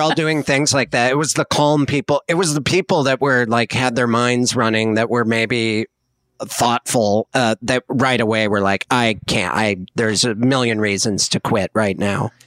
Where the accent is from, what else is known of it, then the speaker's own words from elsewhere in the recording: Montana, United States; I'm from Montana